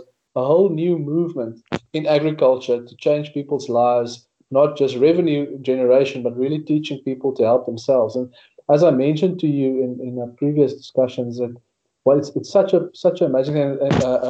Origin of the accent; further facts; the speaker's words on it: Northern Cape, South Africa; I grew up in the Northern Cape